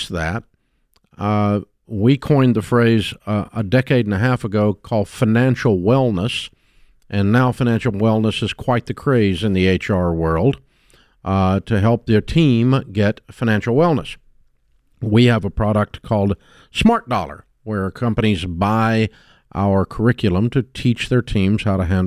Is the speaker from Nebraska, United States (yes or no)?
no; Nashville, Tennessee, United States; I grew up in Nashville